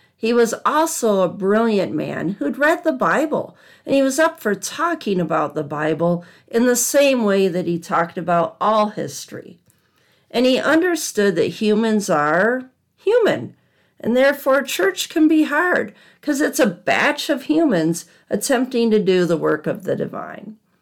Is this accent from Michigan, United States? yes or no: yes; Southwest Michigan, United States; also born or lived in outside of Chicago, Illinois; I grew up in Southwest Michigan